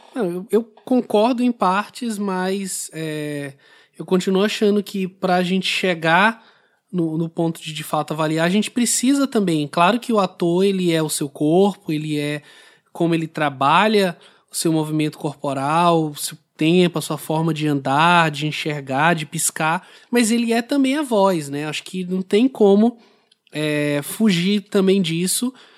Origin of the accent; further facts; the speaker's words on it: Brazil; para gente aqui como brasileiro